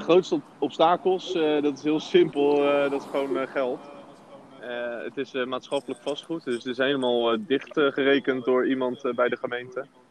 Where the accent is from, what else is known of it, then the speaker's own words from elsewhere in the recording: Rotterdam, South Holland, Netherlands; En we zijn ook eh, Rotterdammers